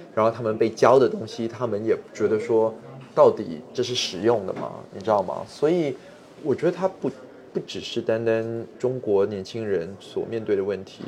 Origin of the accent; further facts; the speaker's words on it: Singapore; 我是热带地区长大的，就是常年温度二十四到三十二度